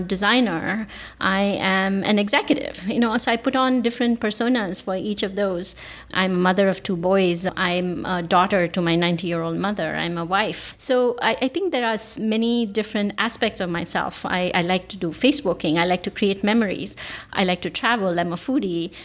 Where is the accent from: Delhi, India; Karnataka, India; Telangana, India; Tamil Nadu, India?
Karnataka, India; Bangalore; moved away as an adult; now in San Francisco Bay Area, United States; I was born in Bangalore, India. I now live in the San Francisco Bay Area.